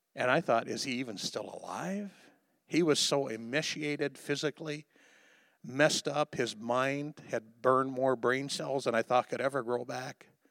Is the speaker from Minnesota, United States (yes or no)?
no; Liberty, Missouri, United States; Liberty, Missouri, my hometown